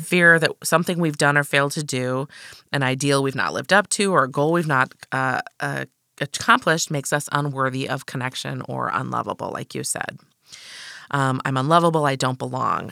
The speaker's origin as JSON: {"language": "English", "region": "Midwest", "country": "United States", "tie": "born or raised there", "said": "I was raised in the Midwest"}